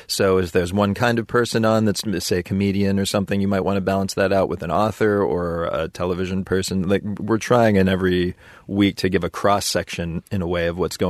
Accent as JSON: {"language": "English", "town": "Pittsburgh", "region": "Pennsylvania", "country": "United States", "tie": "born or raised there", "said": "my hometown of Pittsburgh"}